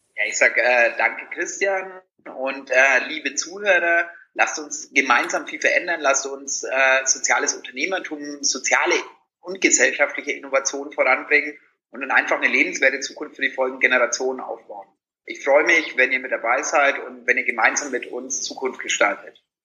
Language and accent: German; Franconia, Bavaria, Germany; moved away; wenn ich in meine Heimat äh, fahre nach Franken